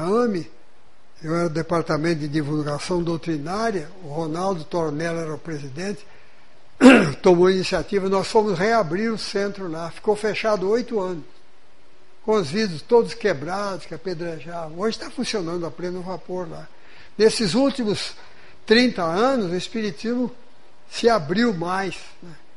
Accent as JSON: {"language": "Portuguese", "region": "São Paulo", "country": "Brazil", "tie": "born or raised there", "moved": "yes", "said": "na cidade, onde eu fui criado, no estado de São Paulo"}